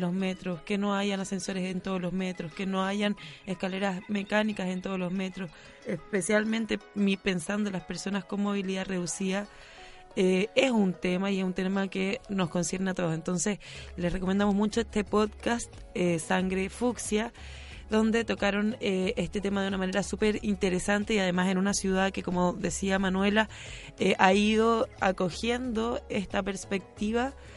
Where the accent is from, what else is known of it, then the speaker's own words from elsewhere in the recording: Rancagua, O'Higgins, Chile; now in Santiago, Chile; yo también soy fuera de Santiago, entonces en Rancagua tú dices cosas como